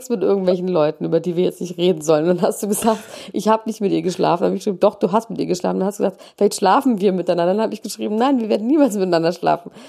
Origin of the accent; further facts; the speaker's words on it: Italy; born there; Ich wäre aber einfach gerne Amerikaner. Das ist eigentlich alles, was ich damit sagen wollte. Aber ich bin einfach in Italien geboren, deswegen wird es nicht happen.